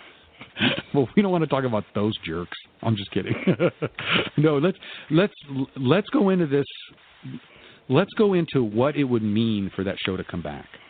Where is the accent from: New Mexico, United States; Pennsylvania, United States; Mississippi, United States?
New Mexico, United States; Albuquerque; I am from Albuquerque